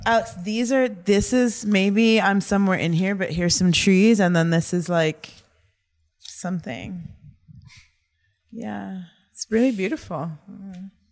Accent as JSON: {"language": "English", "town": "New York City", "region": "New York", "country": "United States", "tie": "born or raised there", "said": "I grew up on the Upper West Side"}